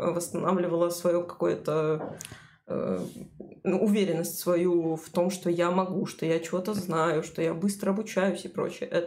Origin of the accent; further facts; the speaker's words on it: Kyrgyzstan; Russian is a second language; Я просто из Кыргызстана, простите меня, пожалуйста, за мой русский.